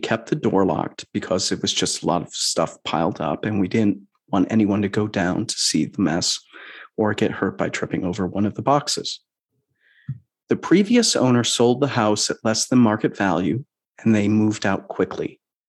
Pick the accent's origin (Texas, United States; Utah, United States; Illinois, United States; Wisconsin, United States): Illinois, United States; Chicago; now in Seattle, United States; my hometown, Chicago. Seattle, don't get me wrong, I love you very much, but we can't deny that I am Chicagoan.